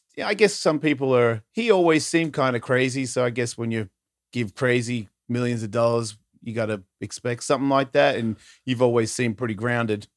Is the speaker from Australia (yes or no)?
yes; Australia; my mum's a New Zealander and I was born in Australia